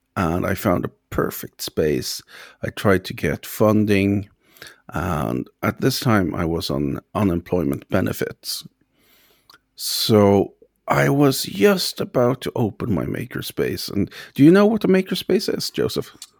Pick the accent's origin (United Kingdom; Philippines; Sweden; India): Sweden; now in Ireland; I'm from Sweden originally, but, uh, I live in Ireland